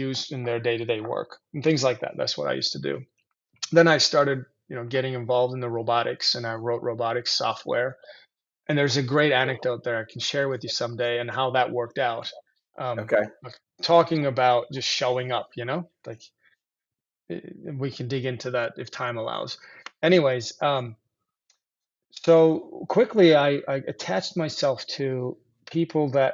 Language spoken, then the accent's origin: English; Turkey; moved away; I grew up in Turkey